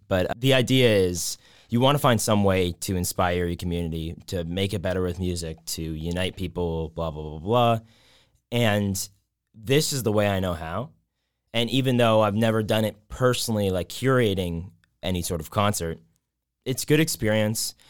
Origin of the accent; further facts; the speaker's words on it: Whitby, Ontario, Canada; also born or lived in Waterloo, Canada; I'm from Whitby. Um, so Durham region